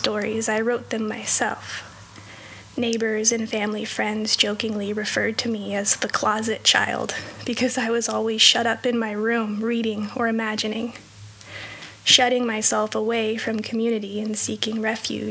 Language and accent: English; just south of Los Angeles, Southern California, United States; I was born and raised in Southern California, in an affluent neighborhood just south of Los Angeles